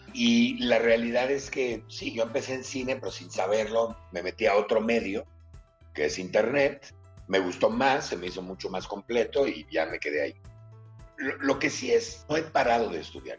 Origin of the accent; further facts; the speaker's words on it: Mexico; also born or lived in Philadelphia, United States; yo me fui de México a los 16 años, este, a hacer un viaje muy largo, y luego regresé a México